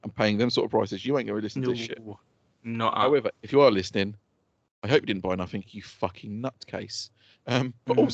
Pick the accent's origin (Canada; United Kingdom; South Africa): United Kingdom; I'm British